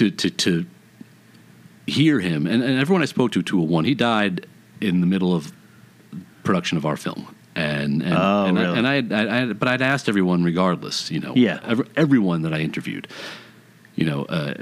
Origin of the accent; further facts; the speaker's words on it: New York, United States; as a New Yorker growing up